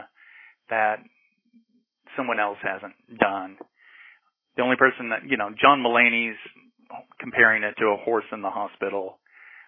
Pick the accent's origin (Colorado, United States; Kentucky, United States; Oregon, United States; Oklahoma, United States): Oklahoma, United States; Norman; moved away as an adult; also born or lived in Los Angeles / New York; Born in Oklahoma City, but moved to Norman when I was two. So Norman, you know, is my hometown for sure.